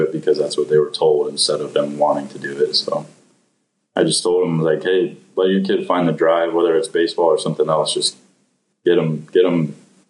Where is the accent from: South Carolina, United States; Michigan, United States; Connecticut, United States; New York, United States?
Connecticut, United States; East Windsor; I grew up in East Windsor, Connecticut